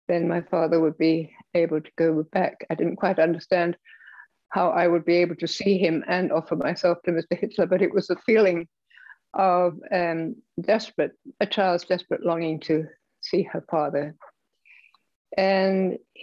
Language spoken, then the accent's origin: English; London, England, United Kingdom; Well, I was born in England. In London, shortly before World War II, 1938.